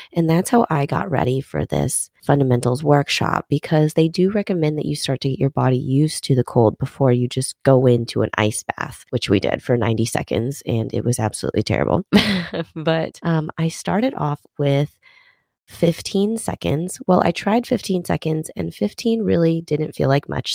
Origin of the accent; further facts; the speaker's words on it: Minnesota, United States; now in Texas, United States; I'm originally, well, not originally, guess I moved there when I was eight, but I'm from Minnesota